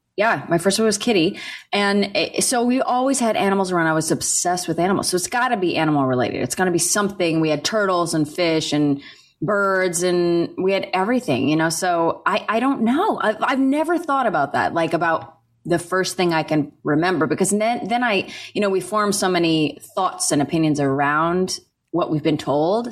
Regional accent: New York City, New York, United States; I'm a New Yorker

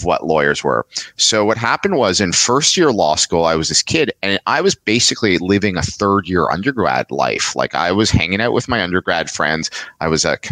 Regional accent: Montreal, Quebec, Canada; moved away as an adult; also born or lived in London, Ontario; I grew up in Montreal

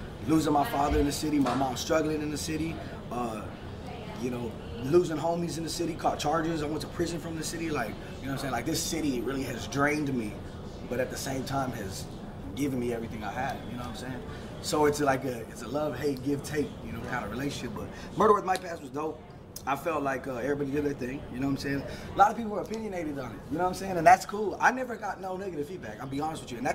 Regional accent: Fort Worth, Texas, United States; I'm from Diamond Hill

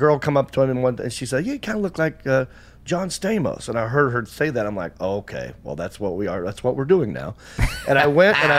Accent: Hickory, North Carolina, United States; moved away as an adult; also born or lived in Los Angeles; I get recognized a lot in Hickory, in my hometown.

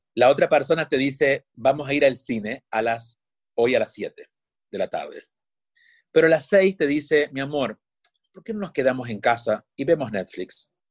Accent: Argentina; Yo soy argentino

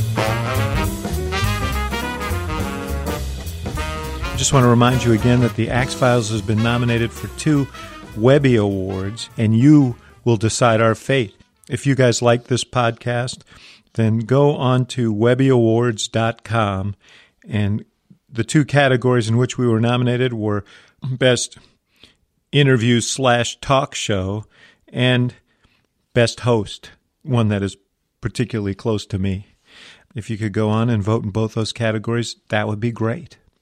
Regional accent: New York, United States; I'm a Jew from New York

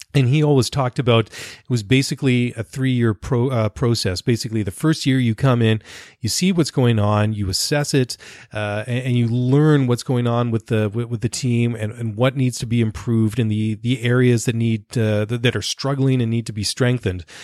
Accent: Canada; me being Canadian

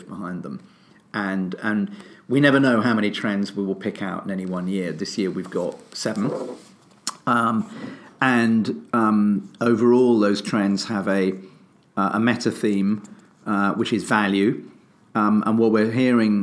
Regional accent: United Kingdom; I'm British

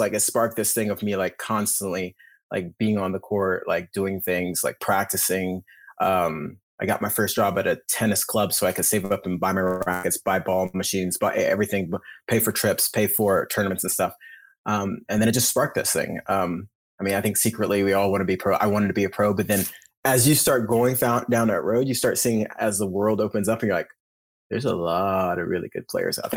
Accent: Alabama, United States; moved away as an adult; also born or lived in Pulaski, Tennessee / Tulsa, Oklahoma / Spain; now in Oklahoma, United States; I grew up in Alabama

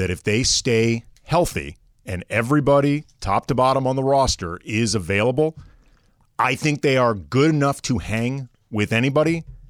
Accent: St. Louis, Missouri, United States; now in Los Angeles, United States; my hometown has a team.

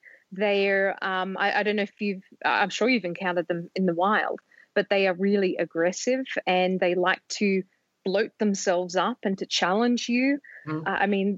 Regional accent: Sydney, New South Wales, Australia; moved away; I grew up in Sydney

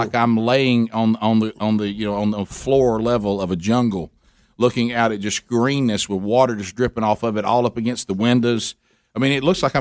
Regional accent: Alabama, United States; I grew up in summers in Alabama, played football in summers in Alabama

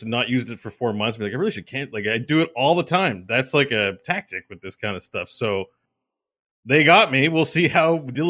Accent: Canada; I'm Canadian. It's $79.99.

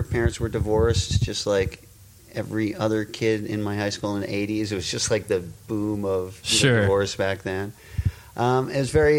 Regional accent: Westchester, New York, United States; I was from Westchester.

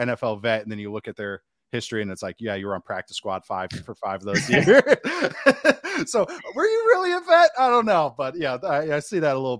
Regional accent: Bellevue, Washington, United States; born there; I was born in Bellevue

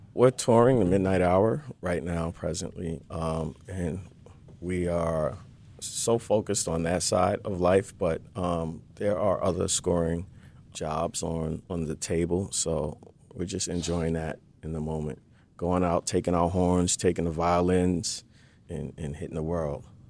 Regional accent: New York City, New York, United States; now in Los Angeles, United States; I'm from Brooklyn, New York, and I got sick of the harsh winters

